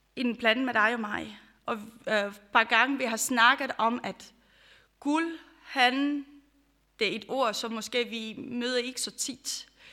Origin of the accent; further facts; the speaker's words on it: Romania; now in Denmark; jeg kommer fra Rumænien, for dem, som I kender. Øh, jeg har også opvokset under det, øh, Ceausescu